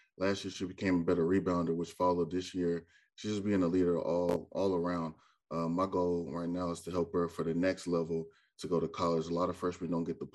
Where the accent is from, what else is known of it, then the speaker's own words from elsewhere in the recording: Orlando, Florida, United States; moved away as an adult; now in Tennessee, United States; I'm originally from Orlando, Florida. I came to Tennessee to play basketball at Austin Peay for 4 years.